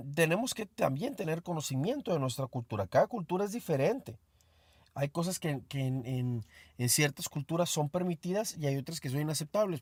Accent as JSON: {"language": "Spanish", "country": "Mexico", "said": "Soy mexicano."}